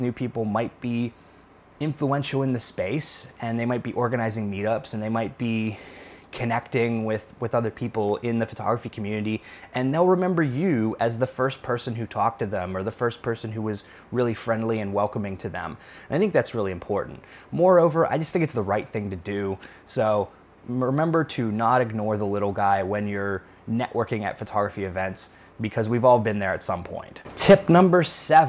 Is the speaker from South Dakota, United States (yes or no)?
no; Pittsburgh, Pennsylvania, United States; moved away; I'm from Pittsburgh, Pennsylvania originally.